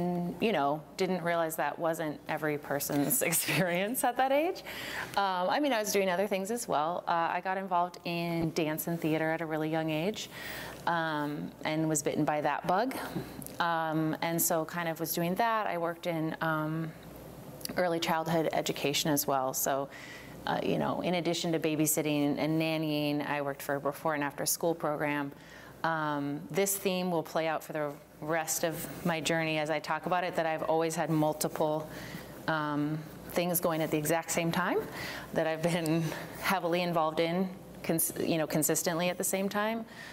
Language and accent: English; Albany, Oregon, United States; also born or lived in Portland, Oregon; I grew up in Albany, so Linn County, which is the grass seed capital of the world